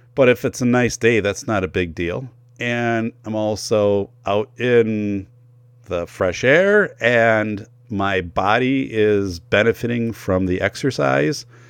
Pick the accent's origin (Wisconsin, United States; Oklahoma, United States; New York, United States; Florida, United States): Wisconsin, United States; northern; I'm from Wisconsin, northern Wisconsin